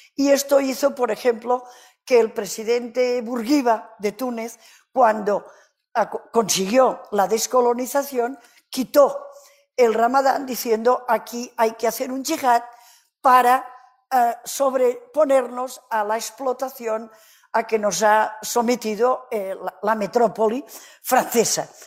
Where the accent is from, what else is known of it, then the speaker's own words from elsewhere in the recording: Catalonia, Spain; Spanish is a second language; Soy catalana